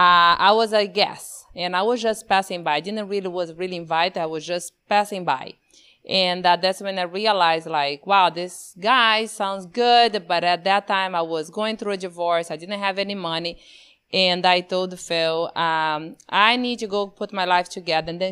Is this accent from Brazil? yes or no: yes; Brazil; moved away; Growing up, born and raised in Brazil, in the middle of the Amazon with no electricity.